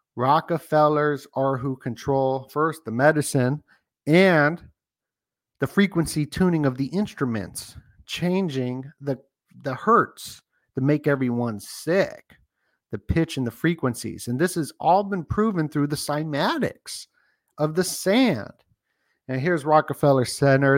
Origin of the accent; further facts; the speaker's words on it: Las Vegas, Nevada, United States; I grew up in Vegas